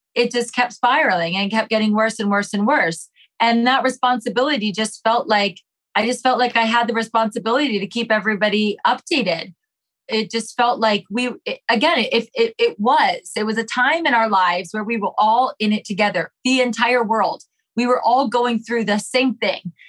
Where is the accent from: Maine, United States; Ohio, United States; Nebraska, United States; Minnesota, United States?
Ohio, United States; also born or lived in New York; now in Los Angeles, United States; I'm currently 39 years old living in Los Angeles, but I was born and raised in Ohio, lived in New York for 19 years